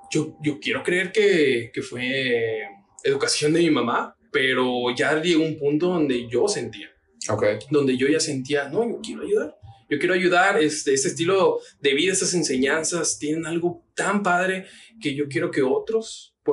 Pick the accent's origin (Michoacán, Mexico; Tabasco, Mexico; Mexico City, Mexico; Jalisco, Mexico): Tabasco, Mexico; also born or lived in Oaxaca; now in Guadalajara, Mexico; Entonces yo viví en Tabasco, pero también viví en Oaxaca por cuestiones del trabajo de mi papá